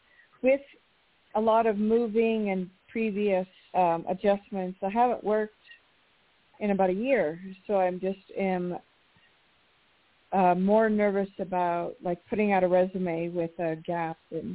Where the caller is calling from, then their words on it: New Mexico, United States; in New Mexico.